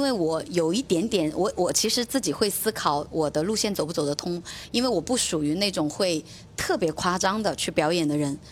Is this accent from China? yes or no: yes; Hunan, China; also born or lived in Beijing; now in Guangzhou, China; 我是湖南人